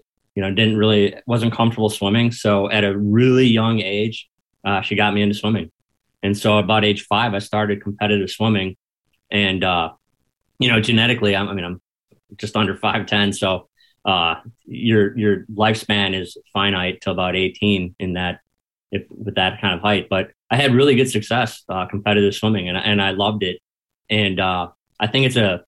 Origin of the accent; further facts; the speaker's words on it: Milwaukee, Wisconsin, United States; first language English; moved away as an adult; also born or lived in Lombard, Illinois; I'm from Milwaukee.